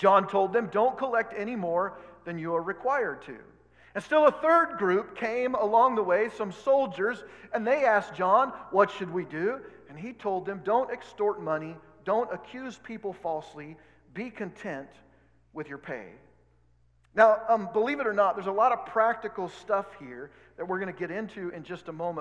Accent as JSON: {"language": "English", "region": "Oregon", "country": "United States", "tie": "born or raised there", "moved": "yes", "lives_now": "Kansas, United States", "said": "I grew up in Oregon, so it's a little different."}